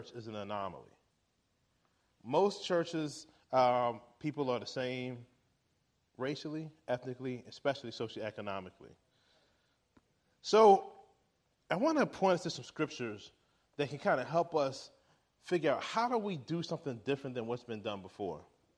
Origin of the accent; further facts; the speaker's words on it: Richmond, Virginia, United States; I'm from Richmond, Virginia. The neighborhood in which I live, this community is in, Richmond